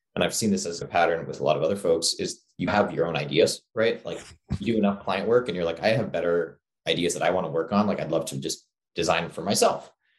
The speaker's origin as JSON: {"language": "English", "country": "Singapore", "tie": "born or raised there", "also_born_or_lived": "New York", "said": "I grew up in Singapore. I was born in New York to immigrant parents from India, but then they kind of expatriated to Singapore"}